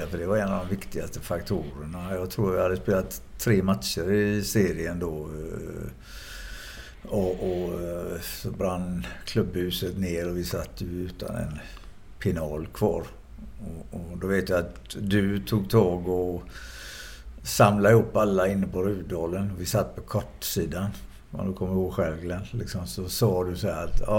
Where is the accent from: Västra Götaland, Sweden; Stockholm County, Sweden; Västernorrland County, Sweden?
Västra Götaland, Sweden; Gothenburg; Jag är uppvuxen i Frölunda.